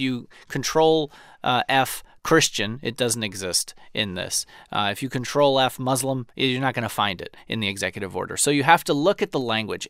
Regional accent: New York City, New York, United States; moved away; someone who grew up fifteen minutes from it

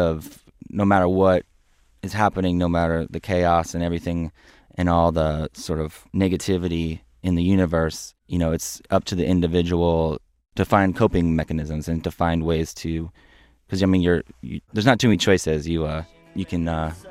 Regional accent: Omaha, Nebraska, United States; I'm from Nebraska. I'm from Omaha.

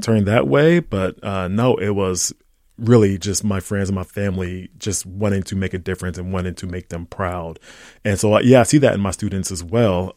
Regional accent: Ohio, United States; now in St. Paul, United States; growing up in Ohio

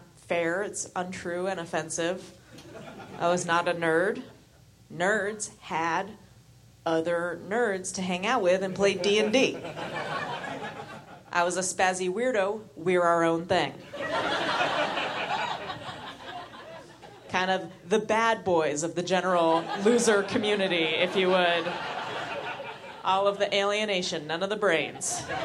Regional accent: San Francisco, California, United States; because I'm from San Francisco, my parents just let me

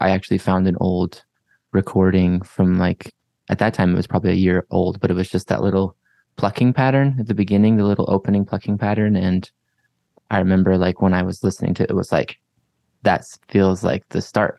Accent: Heber City, Utah, United States; now in Salt Lake City, United States; I grew up in Heber City

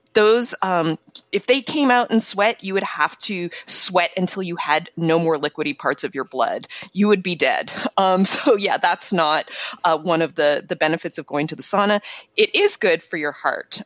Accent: Montreal, Quebec, Canada; moved away; I grew up in Montreal, super icy, like kind of like Minnesota

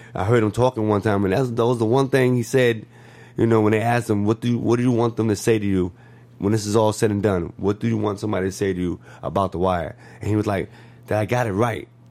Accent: New York, United States; moved away as an adult; now in Los Angeles, United States; me growing up in New York

